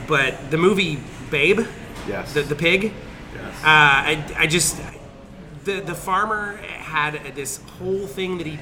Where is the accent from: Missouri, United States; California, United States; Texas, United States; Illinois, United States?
Texas, United States; being a Texan